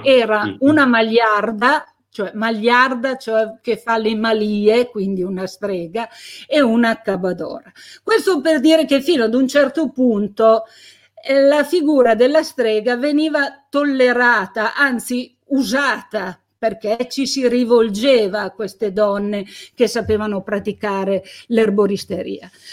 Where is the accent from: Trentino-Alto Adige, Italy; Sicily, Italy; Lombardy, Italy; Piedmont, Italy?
Piedmont, Italy; Carbonara Scrivia; a Carbonara, il mio paese di origine